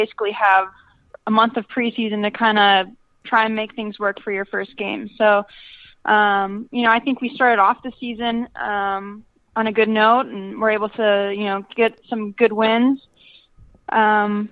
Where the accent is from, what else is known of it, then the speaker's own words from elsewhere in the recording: Appleton, Wisconsin, United States; moved away as an adult; also born or lived in Milwaukee, Wisconsin / Germany; now in Orlando, United States; coming from Wisconsin. So, when I go back to Appleton